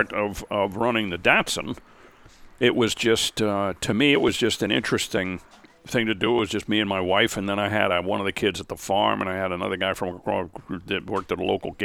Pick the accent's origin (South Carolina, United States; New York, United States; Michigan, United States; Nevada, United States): New York, United States; Scarsdale; when I was growing up in Scarsdale, down in our block